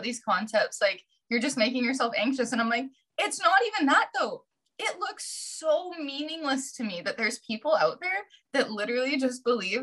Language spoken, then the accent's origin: English; Vancouver Island, British Columbia, Canada; also born or lived in Victoria; I decided to move back to my hometown